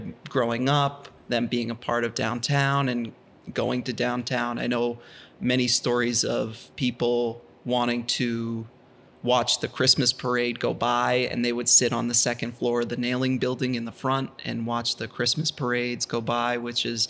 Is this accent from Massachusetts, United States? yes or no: yes; Boston, Massachusetts, United States; I grew up, most of my time was spent in actual Boston